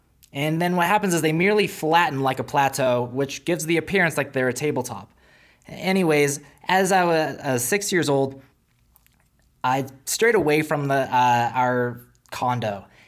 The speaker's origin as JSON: {"language": "English", "country": "South Africa", "said": "Now, for those who are new here, I'm originally from South Africa, so it wasn't like a far travel."}